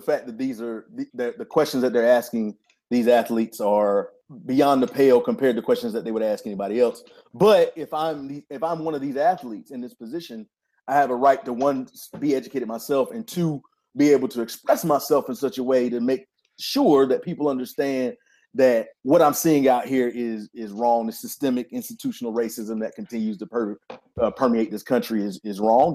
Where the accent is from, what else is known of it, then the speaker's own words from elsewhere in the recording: Wilmington, North Carolina, United States; moved away as an adult; also born or lived in Raleigh, North Carolina; I'm from Wilmington, North Carolina, lived in Raleigh for the past, uh, few years since two thousand four.